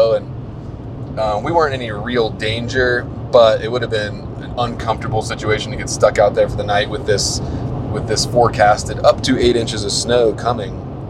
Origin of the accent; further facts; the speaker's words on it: East Coast, United States; we're from the East Coast, we don't get a whole lot of snow